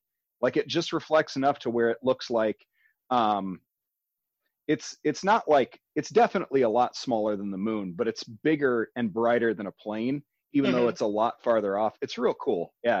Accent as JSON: {"language": "English", "town": "Carroll", "region": "Iowa", "country": "United States", "tie": "born or raised there", "said": "So I went to high school in Carroll."}